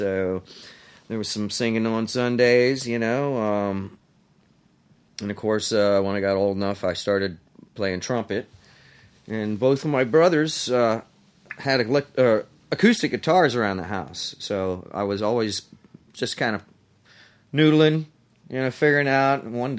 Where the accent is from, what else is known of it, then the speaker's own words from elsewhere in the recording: Toronto, Ohio, United States; now in Pittsburgh, United States; I am actually from Ohio.